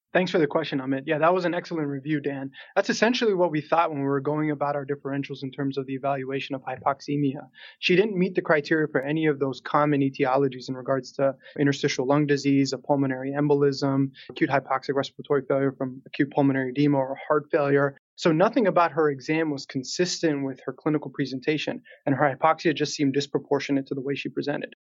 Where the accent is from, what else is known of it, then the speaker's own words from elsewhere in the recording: Toronto, Ontario, Canada; now in Pittsburgh, United States; I'm originally from Toronto, Canada